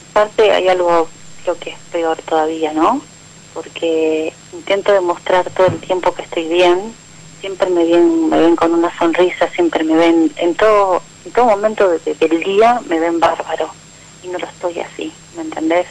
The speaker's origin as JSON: {"language": "Spanish", "town": "Lanús", "region": "Buenos Aires Province", "country": "Argentina", "said": "De Lanús, acá de Lanús"}